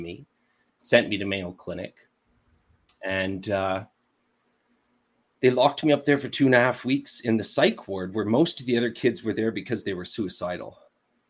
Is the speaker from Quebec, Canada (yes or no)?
yes; Montreal, Quebec, Canada; born or raised there; also born or lived in Winnipeg, Manitoba